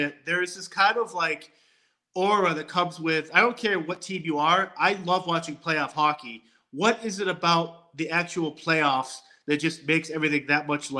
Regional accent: Boston, Massachusetts, United States; I'm from Boston, so I've always grew up a Boston Bruins fan.

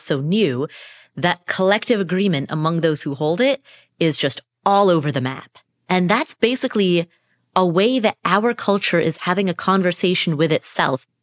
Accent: Kathmandu, Bagmati, Nepal; I was born in Kathmandu, Nepal.

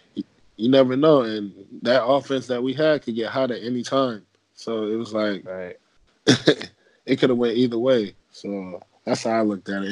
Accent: Fort Long Beach, Florida, United States; my football camp coming uh, up in my hometown in uh, Fort Long Beach, Florida

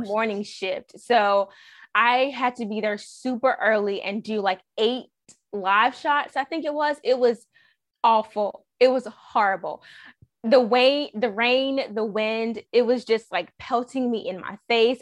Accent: Raleigh, North Carolina, United States; I'm from Raleigh

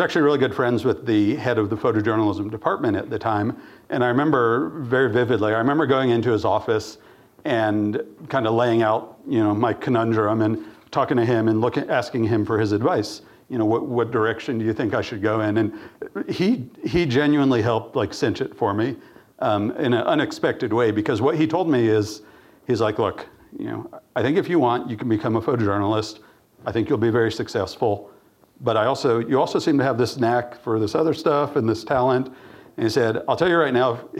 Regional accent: Austin, Texas, United States; also born or lived in The Farm, Tennessee; I grew up in Austin and middle school, high school, all that.

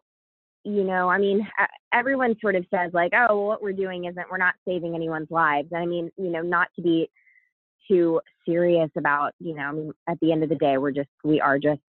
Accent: Savannah, Georgia, United States; also born or lived in Atlanta, Georgia; I grew up in the US. I'm American. I grew up in Georgia, Savannah, Georgia

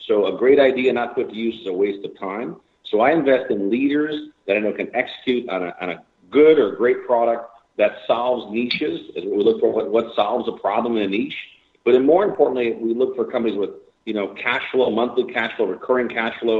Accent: Chicago, Illinois, United States; Born and raised in Chicago, south side of Chicago

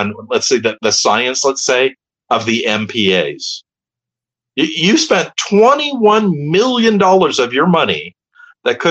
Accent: Palos Verdes, California, United States; also born or lived in Hermosa Beach, California; when I was a kid, I grew up in Hermosa Beach, and then we moved to Palos Verdes, so I was in the South Bay.

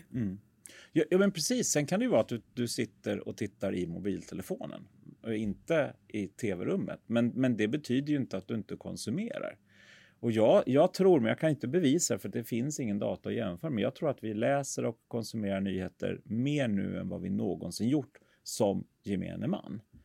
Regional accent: Sweden; som svenskar

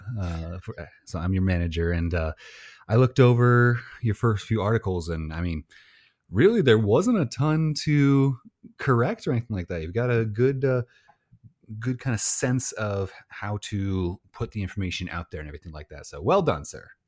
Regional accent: Illinois, United States; I'm from Illinois

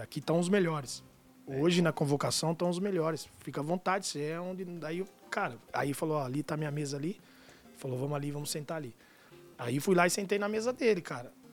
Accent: Amparo, São Paulo, Brazil; moved away; vim lá de Amparo, no interior

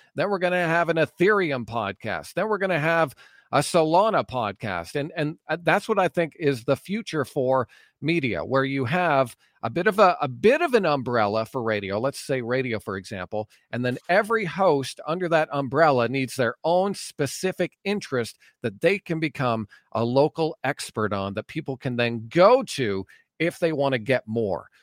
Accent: Ajax, Ontario, Canada; moved away as an adult; also born or lived in Cobourg, Ontario / Courtice, Ontario; now in Alberta, Canada; I grew up in Ajax for a lot of my life, from kindergarten to grade eight, and then I moved to Coburg for a bit

